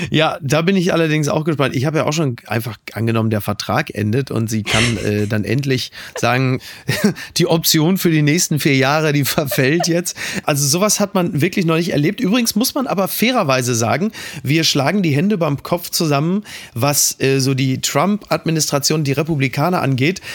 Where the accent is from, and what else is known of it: Germany